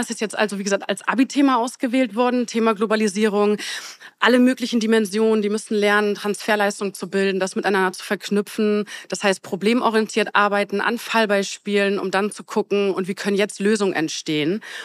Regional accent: Bremerhaven, Bremen, Germany; Ich komme aus Bremerhaven

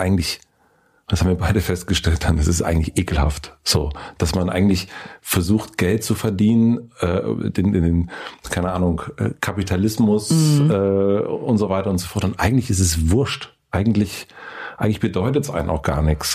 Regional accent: East Germany, Germany; ich bin in Ostdeutschland aufgewachsen

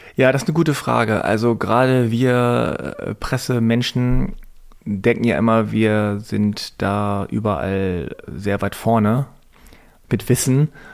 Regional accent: Hanover, Lower Saxony, Germany; Damals in Hannover, in so einem Vorort mit zwei, drei koreanischen Familien

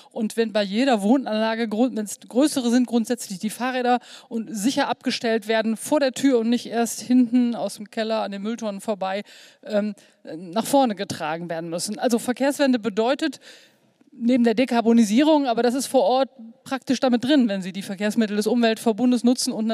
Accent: North Rhine-Westphalia, Germany; Ich komme zufällig aus der Region und äh, wohne da und kenne alle Beteiligten.

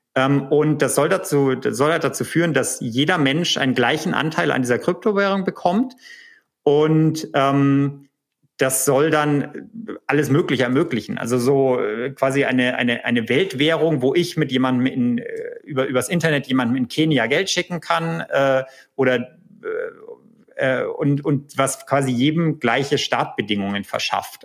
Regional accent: Erlangen, Bavaria, Germany; accent: Franconian; moved away as an adult; now in California, United States; in Erlangen, äh, was hm. ja äh, lustigerweise auch mein, meine Unistadt ist äh, und meine Geburtsstadt

